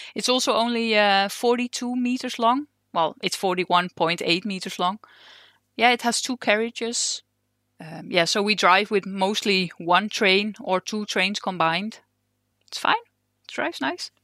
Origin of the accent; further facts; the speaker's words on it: Netherlands; English is a second language; moved away as an adult; now in Denmark; I'm originally from Holland, and I've just moved to Denmark, uh, two years ago